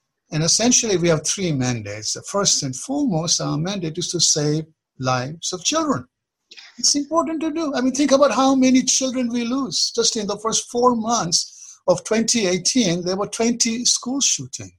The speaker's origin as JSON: {"language": "English", "country": "Kenya", "tie": "born or raised there", "moved": "as an adult", "lives_now": "United States", "said": "I was born in Kenya, although my roots are Eastern. And I moved to the U.S. in the middle 70s"}